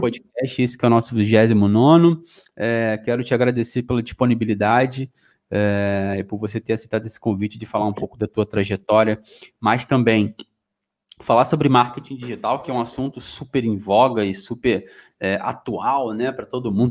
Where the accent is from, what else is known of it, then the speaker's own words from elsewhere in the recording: Rio de Janeiro, Brazil; moved away as an adult; now in Portugal; Sou lá do Rio de Janeiro, sou da Rural. E é, vim para Portugal há dois anos atrás